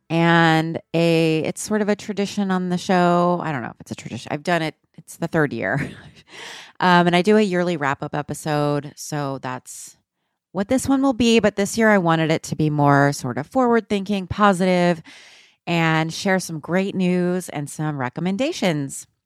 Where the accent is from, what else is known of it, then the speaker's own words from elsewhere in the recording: United States; I'm American. Um, I'm a Mexican lady